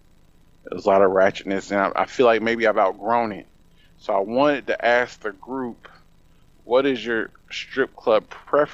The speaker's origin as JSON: {"language": "English", "town": "Indianapolis", "region": "Indiana", "country": "United States", "tie": "born or raised there", "said": "my hometown of Indianapolis, Indiana"}